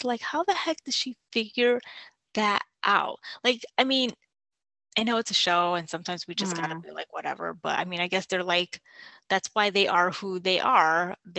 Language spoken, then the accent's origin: English; New York, United States; as a New Yorker